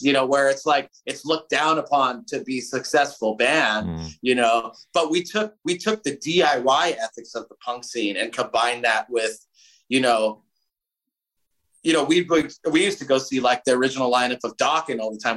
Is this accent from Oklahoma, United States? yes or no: no; Southern California, United States; We we grew up in Southern California